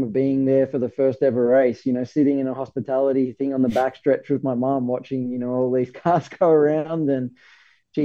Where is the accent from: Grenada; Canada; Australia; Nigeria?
Australia; moved away as an adult; now in United States; I'm from Australia